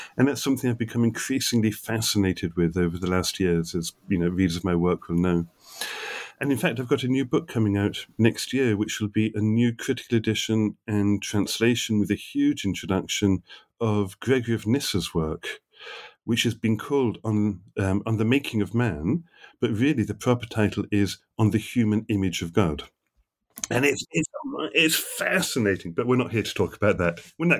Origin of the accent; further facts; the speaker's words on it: England, United Kingdom; moved away as an adult; also born or lived in New York; So I grew up in England, did my doctoral work in Oxford